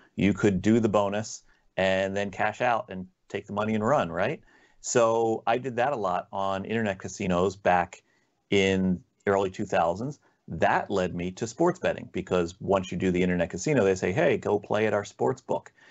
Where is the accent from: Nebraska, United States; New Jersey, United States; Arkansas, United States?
New Jersey, United States; I'm born and raised in South Jersey. And, uh, so I've kinda grown up around the Philadelphia area